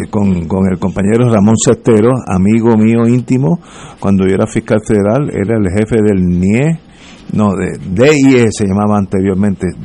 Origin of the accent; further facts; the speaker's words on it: Puerto Rico; hay una cosa que nos une, que somos puertorriqueños.